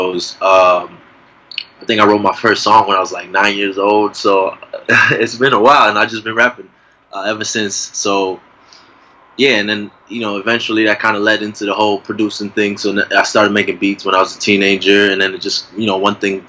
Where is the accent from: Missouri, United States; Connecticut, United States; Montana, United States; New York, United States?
Connecticut, United States; Bridgeport; moved away as an adult; now in Boston, United States; So I was born in Bridgeport, so I grew up in Bridgeport. You know, I spent the first, 18 years of my life in Bridgeport